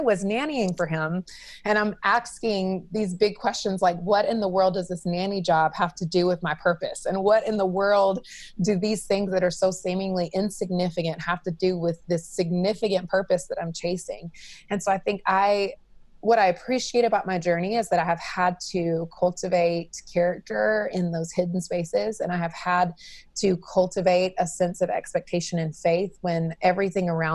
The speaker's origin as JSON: {"language": "English", "region": "North Carolina", "country": "United States", "tie": "born or raised there", "also_born_or_lived": "Los Angeles", "moved": "as an adult", "said": "I am born and raised in North Carolina"}